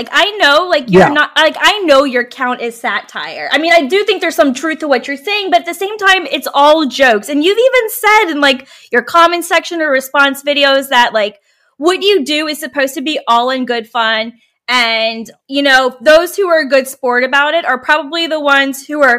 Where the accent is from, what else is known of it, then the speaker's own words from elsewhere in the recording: Virginia, United States; now in Portland, United States; And I'm originally from Virginia, and I hate Virginia.